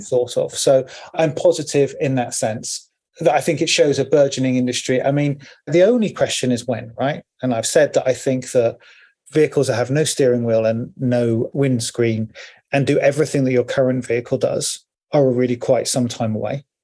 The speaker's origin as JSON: {"language": "English", "area": "Cornwall", "region": "South West England", "country": "United Kingdom", "said": "I'm from Cornwall with the high hedges"}